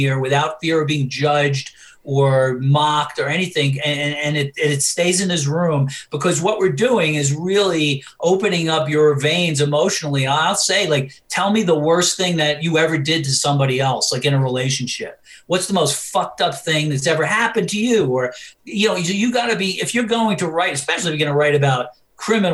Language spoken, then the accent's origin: English; New York City, New York, United States; growing up in New York